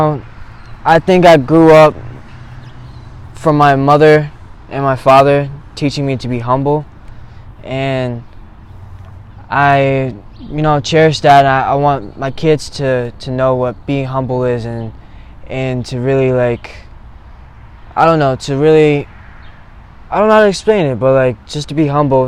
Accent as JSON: {"language": "English", "town": "Eatontown", "region": "New Jersey", "country": "United States", "tie": "born or raised there", "said": "I'm from Eatontown, New Jersey. I've been here all my life"}